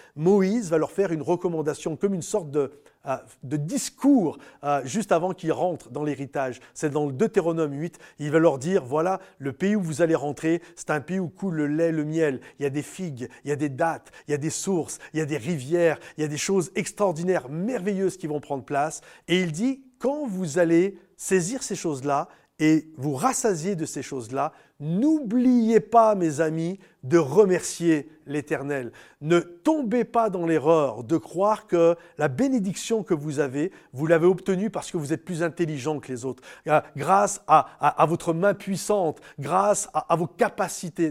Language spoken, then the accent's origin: French; France; moi en tant que Français